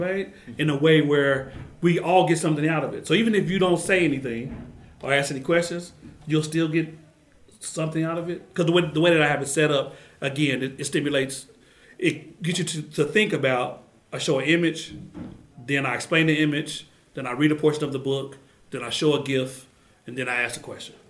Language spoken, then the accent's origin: English; Oklahoma City, Oklahoma, United States; I grew up in Musgrave in Oklahoma City